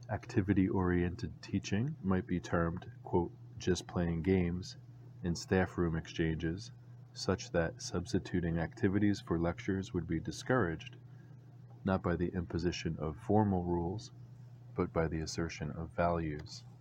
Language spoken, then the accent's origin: English; Virginia, United States; now in Georgia, United States; a bird I had come to know growing up in Virginia